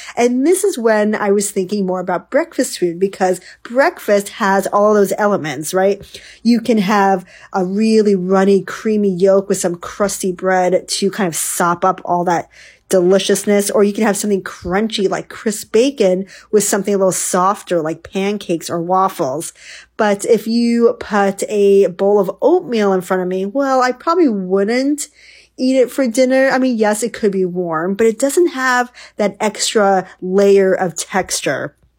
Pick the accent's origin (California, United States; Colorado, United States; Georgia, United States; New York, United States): New York, United States; now in West Coast, United States; When I grew up in New York, one of um, the most popular things we did was go to the local, you know, bagel shop.